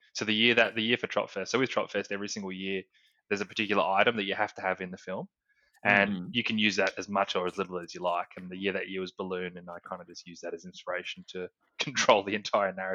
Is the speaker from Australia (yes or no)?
yes; Australia; we're Australian